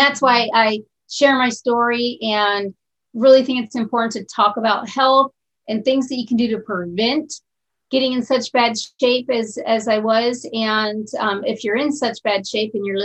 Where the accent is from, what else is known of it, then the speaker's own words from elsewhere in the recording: Bangkok, Thailand; now in Arizona, United States; I'm living in Arizona. I'm from Bangkok, Thailand.